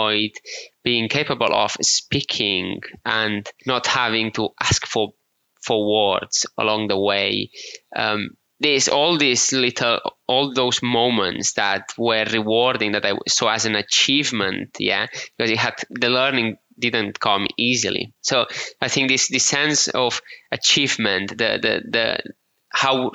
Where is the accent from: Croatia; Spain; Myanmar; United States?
Spain; Menorca, Balearic Islands; accent: Menorcan; English is a second language; moved away as an adult; also born or lived in Barcelona / United Kingdom; we islanders are quite isolated from the rest of the world